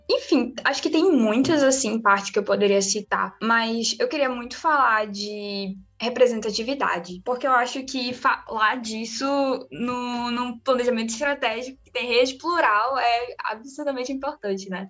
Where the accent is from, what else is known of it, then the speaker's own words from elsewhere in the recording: Marabá, Pará, Brazil; eu sou nascida e criada aqui no Pará, mais especificamente numa cidade chamada Marabá